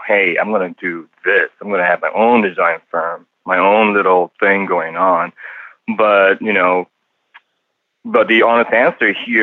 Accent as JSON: {"language": "English", "region": "Penang", "country": "Malaysia", "tie": "born or raised there", "also_born_or_lived": "Singapore / Canada", "moved": "yes", "lives_now": "California, United States", "said": "I grew up in a small island called Penang in Malaysia."}